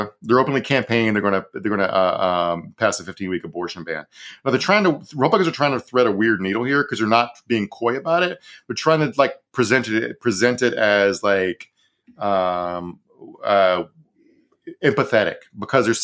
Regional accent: Virginia, United States; my home state of Virginia

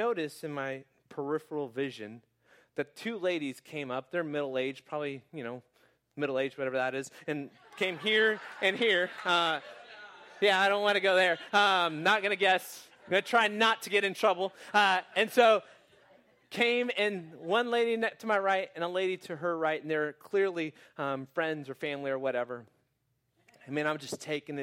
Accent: Phoenix, Arizona, United States; moved away as an adult; also born or lived in Houston; I was born and raised in Phoenix

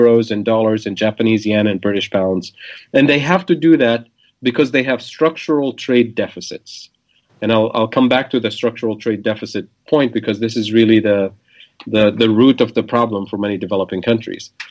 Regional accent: Tunisia; English is a second language; moved away as an adult; also born or lived in Kansas City, Missouri; now in United States; growing up in Tunisia, the traditional path is to move to France

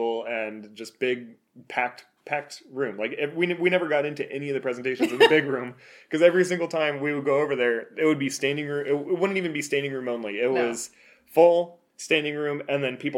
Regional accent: United States; we're from the United States

